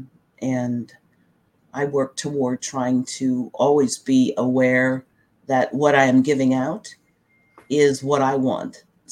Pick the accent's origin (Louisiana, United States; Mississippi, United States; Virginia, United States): Virginia, United States; Frederick County; I was born and raised in Frederick County, and actually went to schools in Frederick County